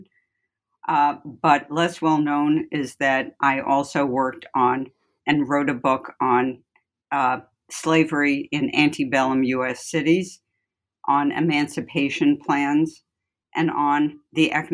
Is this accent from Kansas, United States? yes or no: no; New York City, New York, United States; moved away as an adult; also born or lived in Ithaca, New York / Chicago / Cambridge, Massachusetts; I'm from the Bronx, and that should be clear in my accent a bit. I went to Bronx High School of Science